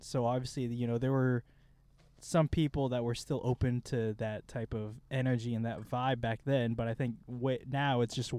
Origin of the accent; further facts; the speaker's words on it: Kansas, United States; growing up in Kansas